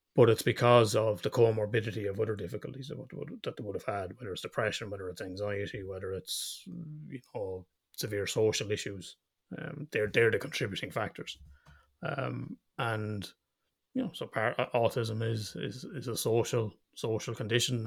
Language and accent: English; Ireland; we're Irish